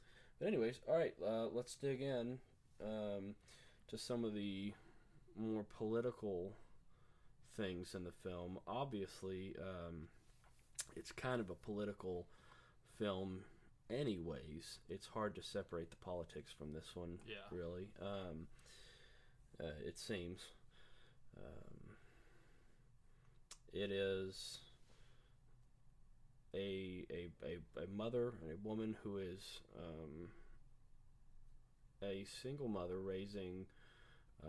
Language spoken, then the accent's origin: English; Tennessee, United States; we're from Tennessee